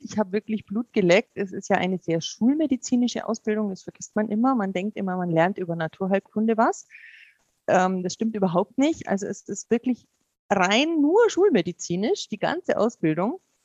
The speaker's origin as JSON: {"language": "German", "region": "Bavaria", "country": "Germany", "tie": "born or raised there", "said": "ich bin ja in Bayern aufgewachsen"}